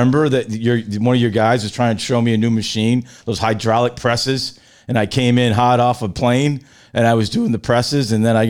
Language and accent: English; Rhode Island, United States; Well, I'm from Rhode Island.